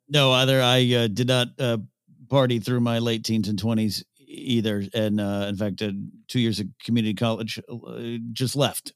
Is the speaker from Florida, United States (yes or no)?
no; San Luis Obispo, California, United States; was raised about an hour and a half north of Santa Barbara